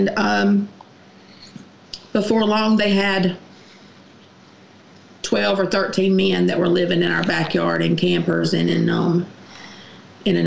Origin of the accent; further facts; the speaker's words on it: Garfield, United States; from Garfield, and my dad was an alcoholic when I was a child and growing up